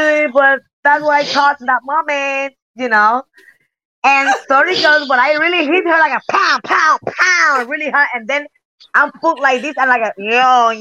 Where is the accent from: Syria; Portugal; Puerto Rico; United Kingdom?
Puerto Rico; English is a second language; moved away as an adult; also born or lived in Japan / United States; I'm came from Puerto Rico